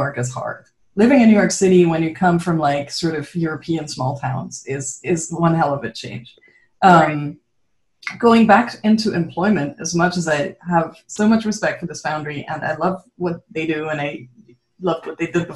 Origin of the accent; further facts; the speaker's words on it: Switzerland; moved away as an adult; also born or lived in Netherlands; growing up in Switzerland